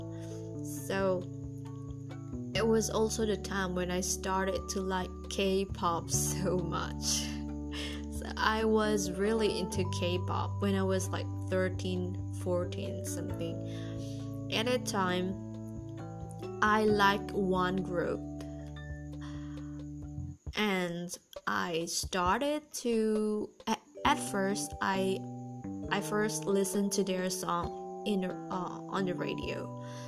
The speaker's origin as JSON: {"language": "English", "country": "Indonesia", "tie": "born or raised there", "first_language": "Indonesian", "second_language": "English", "said": "I'm actually not an English native speaker, so I grew up as an Indonesian and speaking Indonesian every day"}